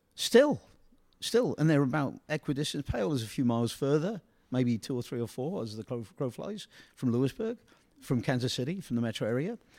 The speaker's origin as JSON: {"language": "English", "region": "England", "country": "United Kingdom", "moved": "yes", "said": "I come from England"}